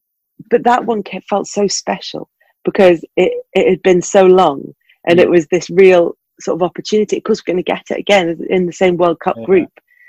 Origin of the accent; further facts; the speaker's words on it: Glasgow, Scotland, United Kingdom; yes, my mum's Scottish, and I was born in Glasgow.